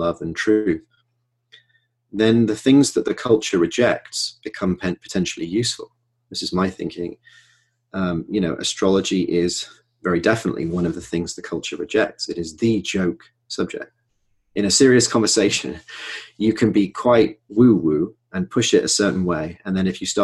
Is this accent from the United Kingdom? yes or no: yes; Manchester, North West England, United Kingdom; my hometown, Manchester